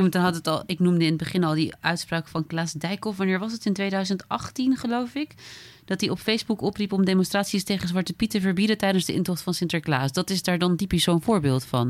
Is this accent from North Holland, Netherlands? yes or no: no; Friesland, Netherlands; als Fries